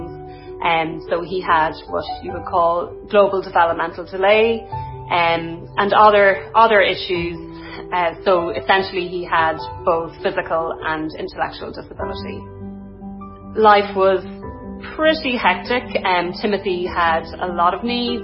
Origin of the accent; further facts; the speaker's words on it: Dundalk, County Louth, Ireland; now in North County Dublin, Ireland; I'm originally from Dundalk in County Louth, and I live in North County Dublin